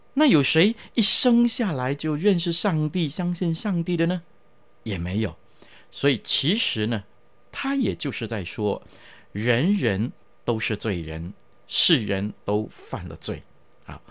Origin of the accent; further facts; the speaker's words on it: China; 我们中国人的思想